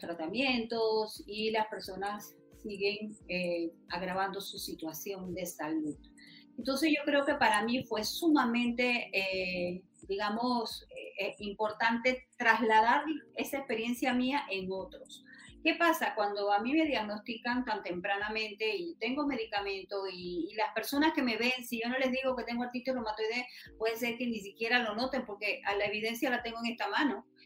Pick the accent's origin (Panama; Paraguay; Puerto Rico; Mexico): Panama; Macaracas, Los Santos; yo nací en Macaracas, provincia de Los Santos